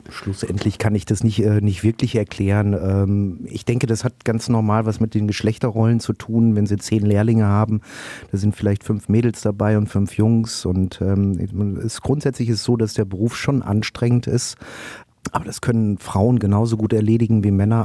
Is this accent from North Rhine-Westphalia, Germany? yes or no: yes; Schermbeck, North Rhine-Westphalia, Germany; moved away as an adult; now in Berlin, Germany; ich bin in Schermbeck geboren